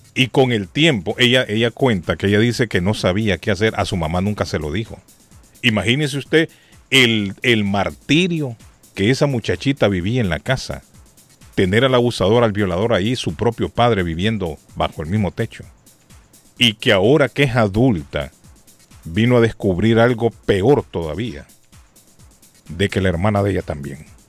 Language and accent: Spanish; Honduras; now in Massachusetts, United States; en mi país. En Honduras